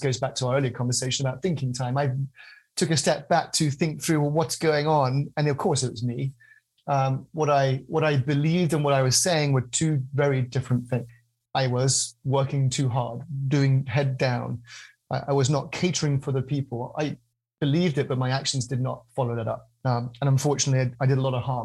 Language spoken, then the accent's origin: English; United Kingdom; I'm a British guy